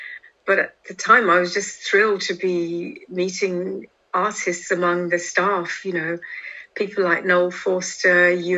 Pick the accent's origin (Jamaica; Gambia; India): India; now in London, United Kingdom; You know, trying to assert myself as an Indian wasn't really on my mind.